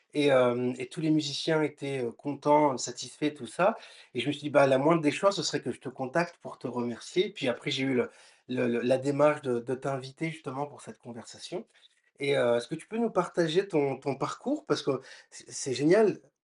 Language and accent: French; Réunion; j'ai un invité qui est réunionnais comme moi